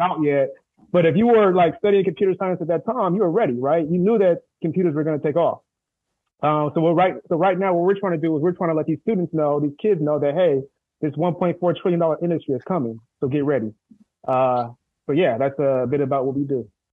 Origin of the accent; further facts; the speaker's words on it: San Diego, California, United States; from Southeast San Diego